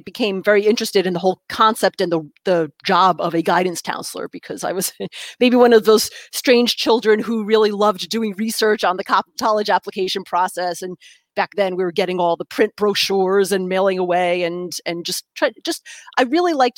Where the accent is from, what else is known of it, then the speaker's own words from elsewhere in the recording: New York, United States; first language English; I grew up in New York State, about an hour north of New York City, and in the suburbs